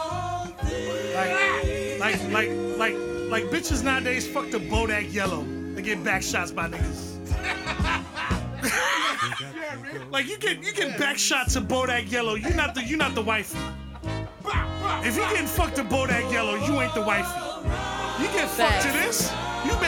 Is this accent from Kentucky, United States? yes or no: no; New York City, New York, United States; I grew up in Far Rockaway.